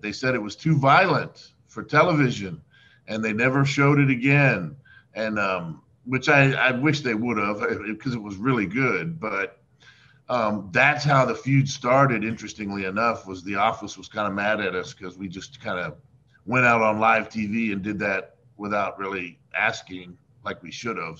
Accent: Miami, Florida, United States; I grew up in Miami, Florida

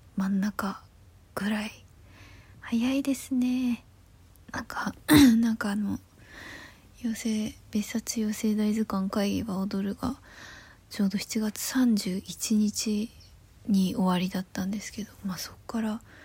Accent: Yamagata, Japan; moved away; 山形出身なので私は

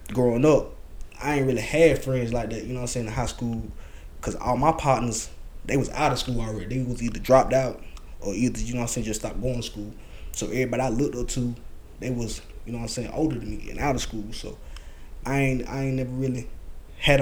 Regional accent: Irmo, South Carolina, United States; I'm originally from Irmo. You know what I'm saying? I grew up Irmo, Irmo side of town

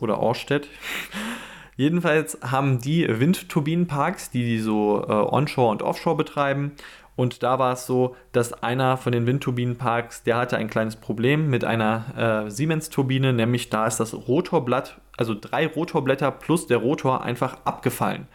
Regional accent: Germany; als Deutscher

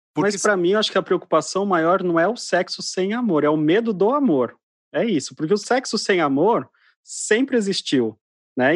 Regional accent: Mato Grosso do Sul, Brazil; eu sou do, do interior, né? sou do Mato Grosso do Sul

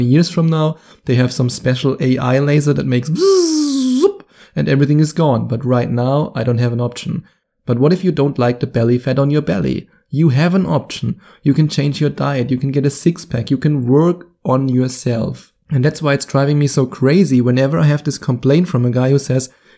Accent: Germany; accent: German; English is a second language; my wonderful German accent

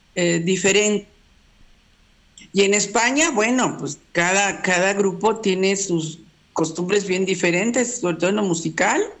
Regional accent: Mexico; yo nací en México, pero en realidad eh, este, eh, es este, catalana.

